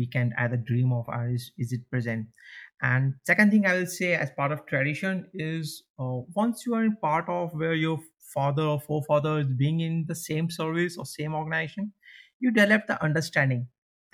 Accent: India; moved away as an adult; also born or lived in Pune, India; now in Copenhagen, Denmark; I'm from India.

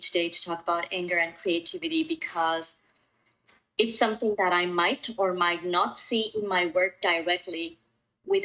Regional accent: Ecuador; moved away as an adult; also born or lived in Colombia / Mexico City, Mexico; now in Vancouver, Canada; I was born in Ecuador. And so you and I, Dani, we were neighbors. And I was in Ecuador until I was 26

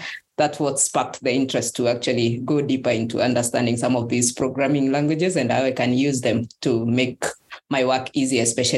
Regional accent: Kenya; moved away as an adult; now in Bristol, United Kingdom; I am from Kenya, and I'm currently a second year PhD student at the University of Bristol.

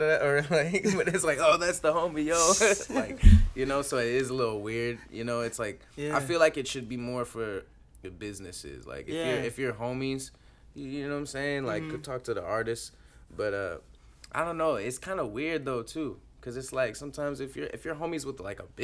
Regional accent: outside of Chicago, Illinois, United States; now in Tri-Cities, United States; I grew up kind of outside of Chicago in, like, a suburb.

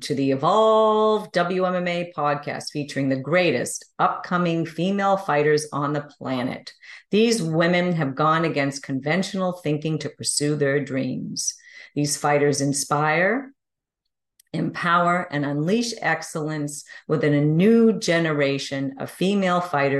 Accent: Boston, Massachusetts, United States; here to Boston, my hometown.

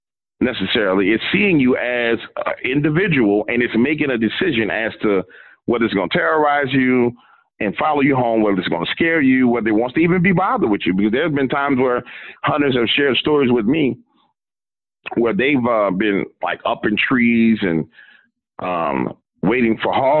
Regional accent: New Orleans, Louisiana, United States; I'm from New Orleans

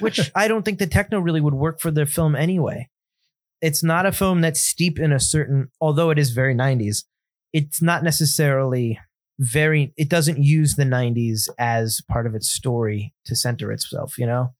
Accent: United States; as an American

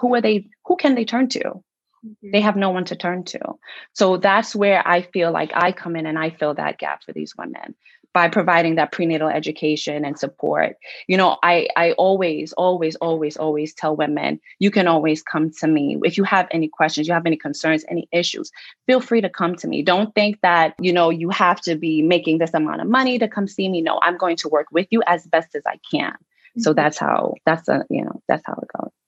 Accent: New York, United States; I'm from New York.

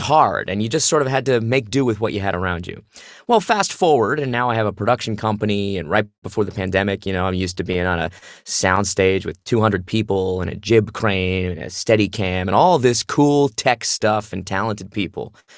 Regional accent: Phoenix, Arizona, United States; moved away as an adult; I grew up in Phoenix, Arizona doing theater.

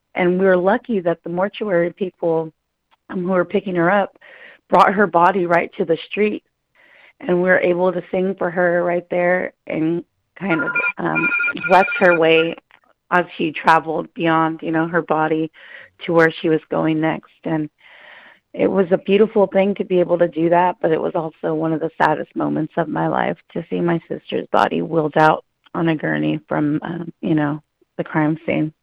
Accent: Mendocino coast, Northern California, United States; I come from the Mendocino coast, and that's up north

